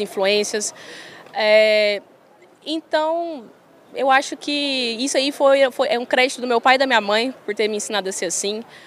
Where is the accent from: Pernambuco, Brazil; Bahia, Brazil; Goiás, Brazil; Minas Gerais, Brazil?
Goiás, Brazil; Goiânia; eu fui criada ali em Goiânia, bem perto da minha família